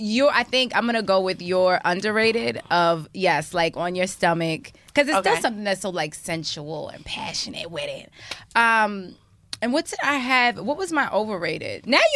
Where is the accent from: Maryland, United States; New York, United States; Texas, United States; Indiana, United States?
Maryland, United States; Baltimore; accent: Baltimore; You know, my Baltimore accent.